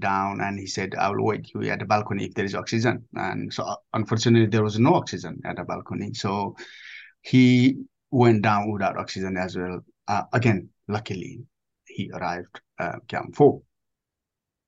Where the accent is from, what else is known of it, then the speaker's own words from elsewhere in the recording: Nepal; moved away as an adult; I grew up in Nepal up to age of 19, looking the mountain pretty much every day.